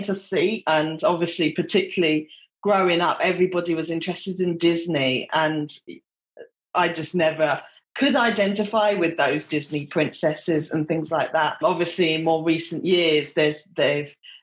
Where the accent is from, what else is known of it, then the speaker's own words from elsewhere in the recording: United Kingdom; I'm Black British